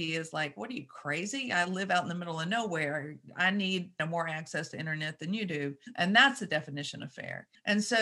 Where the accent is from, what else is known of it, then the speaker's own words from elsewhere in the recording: Shreveport, Louisiana, United States; moved away as an adult; also born or lived in Australia; I grew up in Shreveport, Louisiana.